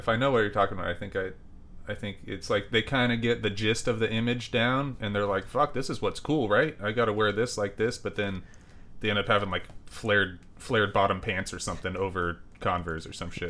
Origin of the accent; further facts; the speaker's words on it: Nipomo, California, United States; now in Portland, United States; It's this little town called Napomo, well, I guess it's not little anymore, but it's Napomo, California. When I was there, my parents moved there, I think, in 82. I was born in 82.